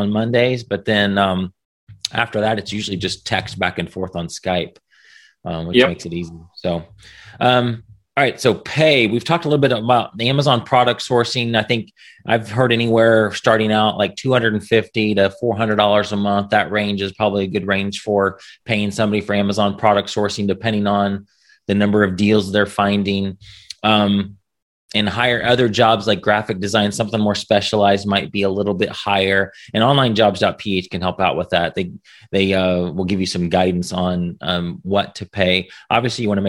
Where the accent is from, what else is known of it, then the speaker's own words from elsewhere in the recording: United States; as an American